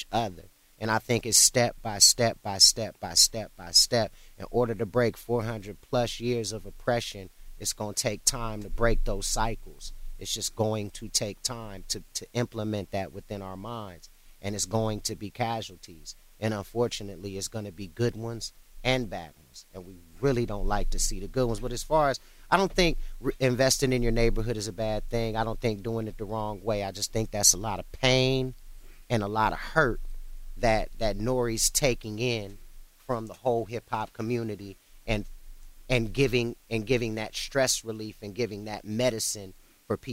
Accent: Cleveland, Ohio, United States; I was born in Ohio, and I was in and out of Cleveland throughout my childhood

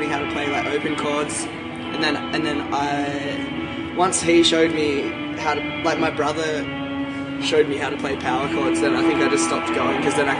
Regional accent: Australia; moved away; also born or lived in Byron Bay; I grew up down there.

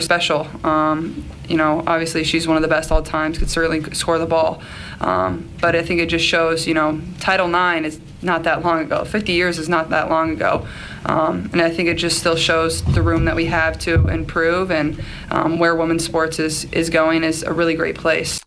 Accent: Chicago, Illinois, United States; I'm from Chicago.

